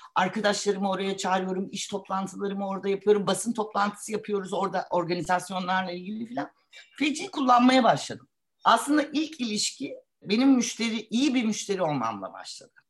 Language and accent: Turkish; Istanbul, Turkey; Ben e, bir İstanbulluyum. E, burada okudum.